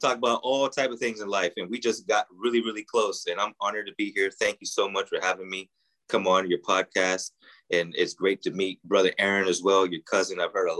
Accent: Pittsburgh, Pennsylvania, United States; now in Bay Area, United States; I'm originally from Pittsburgh, Pennsylvania.

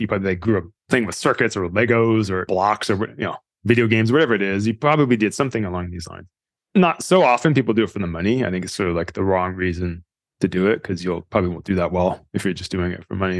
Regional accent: Fremont, California, United States; I grew up in the Valley in Fremont in early 80s

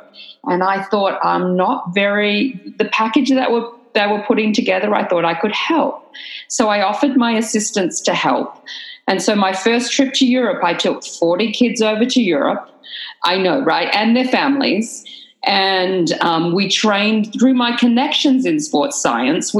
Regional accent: Australia; moved away as an adult; now in United States; I moved from Australia on my husband's work visa

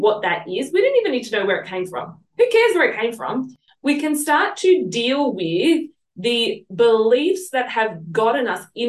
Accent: Sydney, New South Wales, Australia; accent: Southwest Sydney; moved away as an adult; now in Sunshine Coast, Australia; come from Southeast Sydney or Southwest Sydney, I should say. And, you know, it was a little bit of a ghetto sometimes.

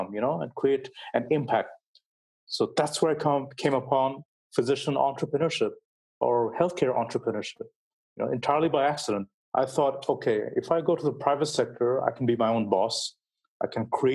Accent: Bangladesh; also born or lived in United Kingdom; I had to go back to my country. I'm from Bangladesh, actually.

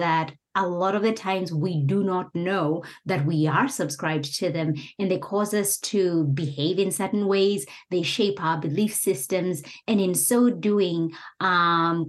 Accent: Kenya; moved away; returning back home to Kenya after 4 years

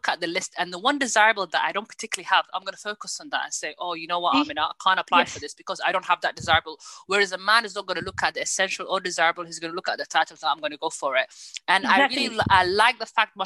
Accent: the north of England, United Kingdom; me being especially from the north

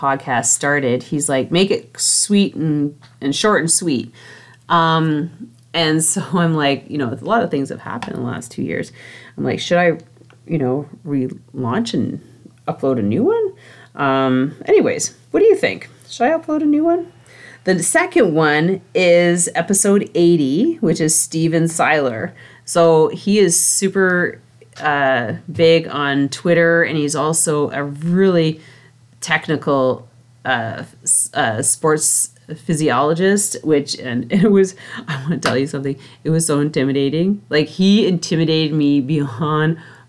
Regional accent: Canada; I'm Canadian

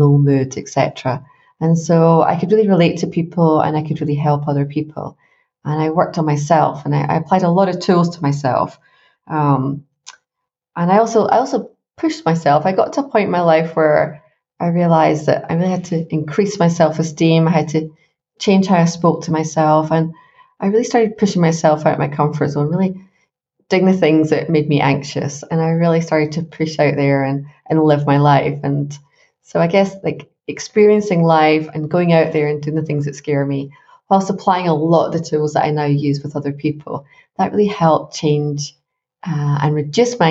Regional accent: Glasgow, Scotland, United Kingdom; I grew up in Scotland

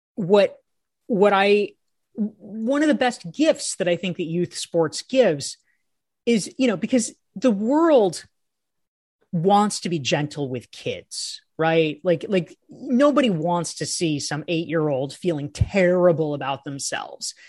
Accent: Pinehurst, North Carolina, United States; I ended up growing, growing up in Pinehurst

